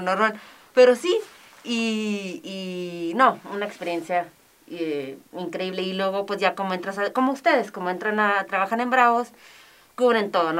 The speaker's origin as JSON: {"language": "Spanish", "town": "Ciudad Juárez", "region": "Chihuahua", "country": "Mexico", "also_born_or_lived": "Madrid, Spain", "moved": "as an adult", "said": "soy mexicana, pero hablo muy buen inglés. Claro, porque aquí estuve en el Teresiano, estuve en Loreto, en UTEP, en el TEC"}